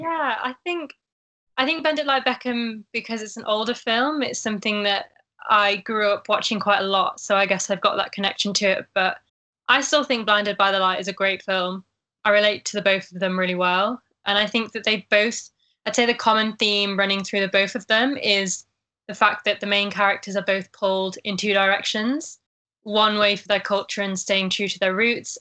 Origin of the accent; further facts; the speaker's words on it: Sheffield, Yorkshire and the Humber, United Kingdom; I'm from Sheffield